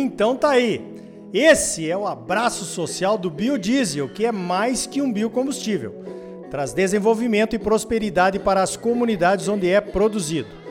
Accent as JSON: {"language": "Portuguese", "region": "Mato Grosso", "country": "Brazil", "said": "Lá no meu estado, em Mato Grosso"}